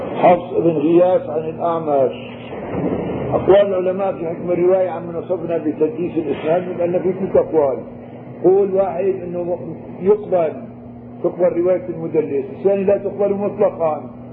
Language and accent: Arabic; Syria; نحن عندنا بالشام هون